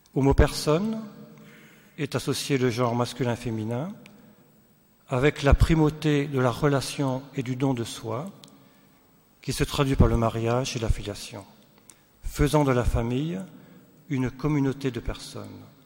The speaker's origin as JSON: {"language": "French", "town": "Sélestat", "region": "Grand Est", "country": "France", "said": "nous venons d'Alsace, euh, de Célestat"}